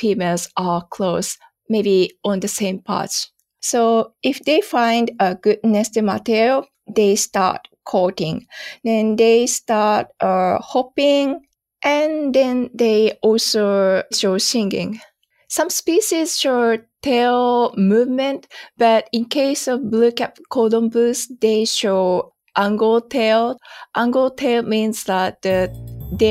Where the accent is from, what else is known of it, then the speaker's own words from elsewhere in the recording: Yokohama, Kanagawa, Japan; moved away as an adult; also born or lived in Yokosuka / Tokyo / Hokkaido; I was born in Yokosuka, and I went to a high school in Yokohama